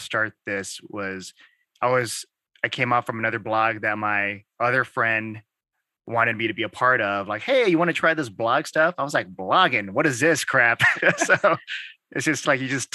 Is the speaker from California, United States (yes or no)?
yes; Santa Ana, California, United States; also born or lived in Texas; I was raised in, I guess, the streets of Santa Ana